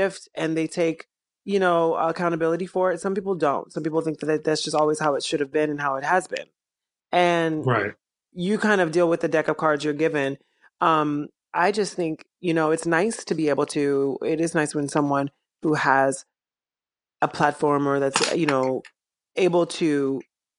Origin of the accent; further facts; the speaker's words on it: Columbus, Georgia, United States; moved away; also born or lived in Chicago, Illinois / New York City; I was raised in Georgia